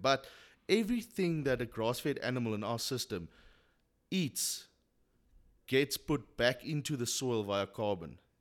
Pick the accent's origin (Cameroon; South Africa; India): South Africa; Queenstown, Eastern Cape; I was born and bred in Queenstown